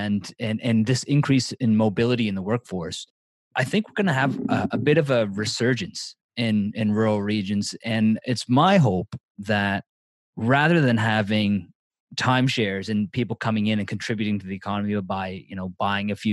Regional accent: Annapolis Valley, Nova Scotia, Canada; now in Toronto, Canada; I'm from the Annapolis Valley in Nova Scotia, but I live in Toronto now.

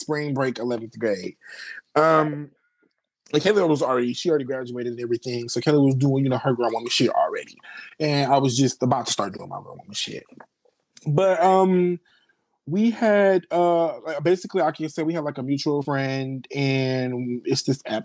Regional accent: Detroit, Michigan, United States; I'm 21 from Detroit

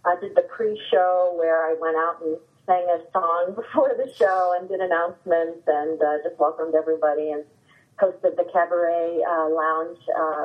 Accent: Stow, Ohio, United States; also born or lived in Akron, Ohio; I grew up in Stowe, Ohio.

